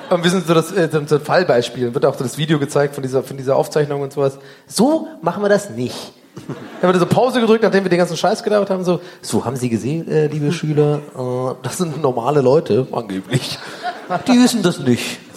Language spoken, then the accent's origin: German; Cologne, North Rhine-Westphalia, Germany; Ja, ich bin ein Kölner durch und durch, das weiß man.